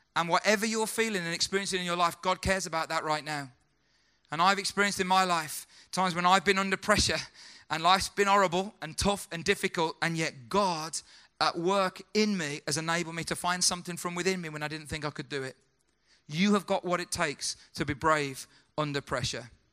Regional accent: United Kingdom; as a British guy

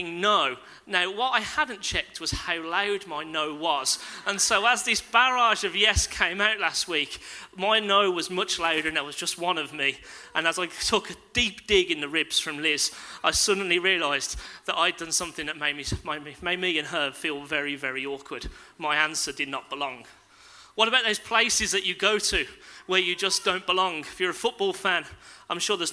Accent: Castle Bromwich, West Midlands, United Kingdom; I grew up in Castle Bromwich

